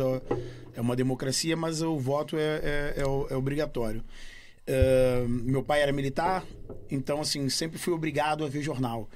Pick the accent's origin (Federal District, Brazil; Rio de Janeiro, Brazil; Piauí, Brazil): Rio de Janeiro, Brazil; moved away as an adult; also born or lived in United States; now in Portugal; na minha infância no Brasil